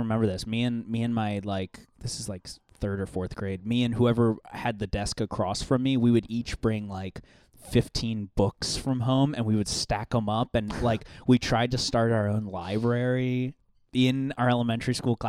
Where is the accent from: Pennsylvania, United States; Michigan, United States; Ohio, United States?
Pennsylvania, United States; also born or lived in Baltimore, Maryland; I grew up there, but as soon as it was time to start going to school, we moved to Pennsylvania.